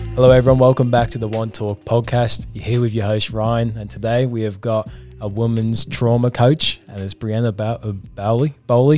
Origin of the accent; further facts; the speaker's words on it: England, United Kingdom; I'm from England